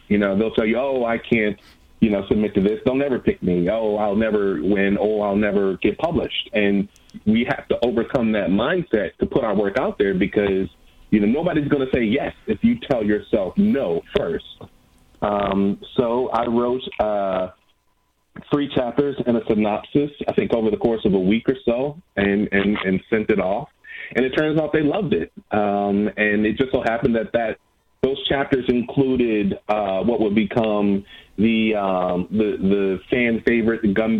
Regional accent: Milwaukee, Wisconsin, United States; In Milwaukee, Wisconsin.

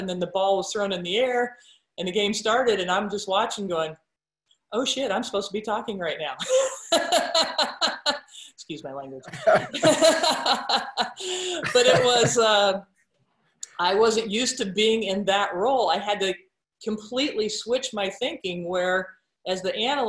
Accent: Roseland, Nebraska, United States; growing up in Roseland, Nebraska

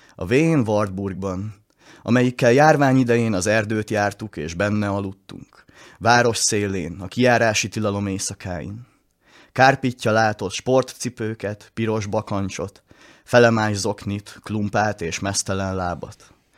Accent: Hungary; el leszek szakítva a szülőföldemtől

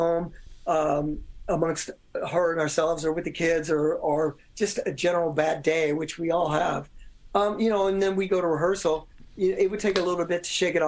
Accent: Louisville, Kentucky, United States; I'm from Louisville, Kentucky, and used to talk like this.

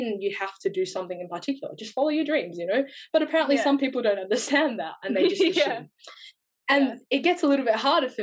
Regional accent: Australia; accent: Australian; first language English; But I grew up here, so my English is like fluent and somewhat of an accent, like Australian accent

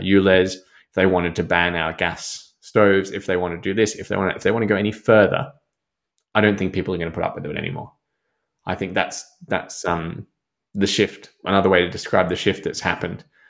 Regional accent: Germany; now in Australia; as a German

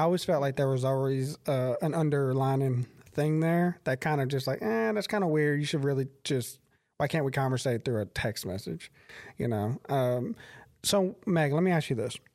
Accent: Crockett, United States; I'm from Crockett, and people are there genuinely oh, like people there are really kind of like they're set in their ways

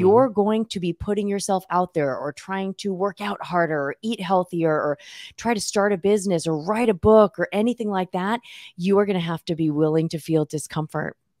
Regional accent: Southern California, United States; moved away as an adult; now in Chico, United States; I grew up in Southern California

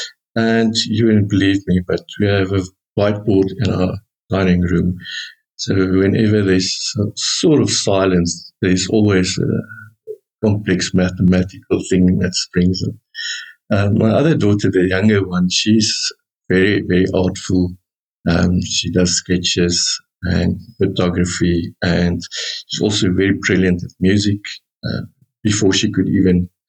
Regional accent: Bloemfontein, Free State, South Africa; moved away as an adult; now in Centurion, South Africa; I was born and educated in Bloemfontein. I stayed there for my first 46 years.

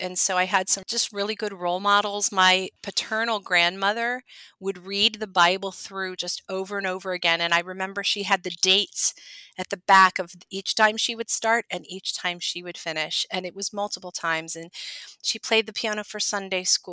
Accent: Ohio, United States; I grew up in Ohio

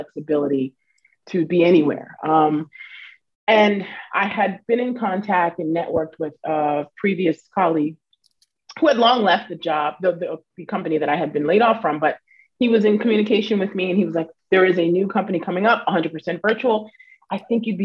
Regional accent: Westbury, New York, United States; also born or lived in Florida; now in Queens, United States; I grew up in Long Island, specifically a town called Westbury.

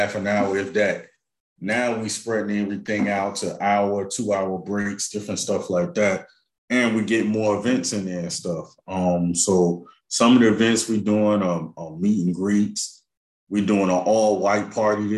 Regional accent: North New Jersey, United States; I'm from North New Jersey

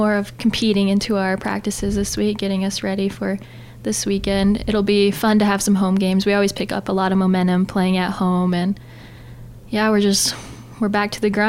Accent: Mission, South Dakota, United States; from Mission, South Dakota, and I'm a junior.

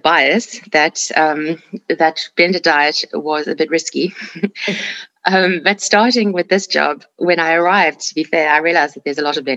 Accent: South Africa; moved away as an adult; now in United Kingdom; I am from South Africa, where I did my training

